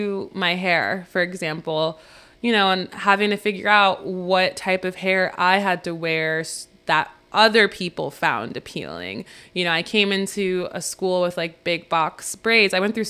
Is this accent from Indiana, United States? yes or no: no; New Rochelle, New York, United States; also born or lived in Princeton, New Jersey / Monroe Township, New Jersey / Virginia; growing up in New Rochelle to growing up in Princeton, and then to growing up to Monroe Township, and then growing up and then coming up to Virginia, and then going back to Princeton at a different school